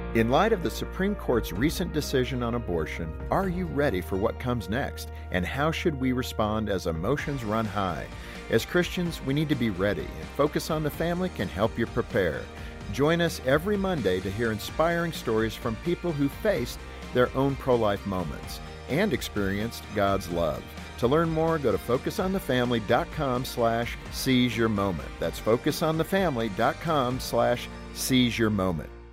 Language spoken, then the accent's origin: English; Southern California, United States; I was born in Southern California